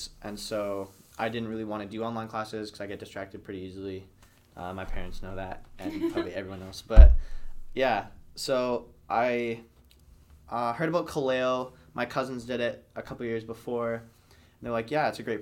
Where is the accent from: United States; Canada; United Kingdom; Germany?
Canada; Lethbridge, Alberta; moved away; I'm from Lethbridge, Alberta